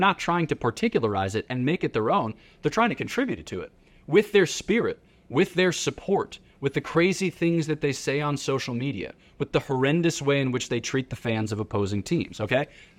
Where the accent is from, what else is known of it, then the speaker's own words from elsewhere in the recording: Philadelphia, Pennsylvania, United States; So I'm from Philadelphia, City of Champions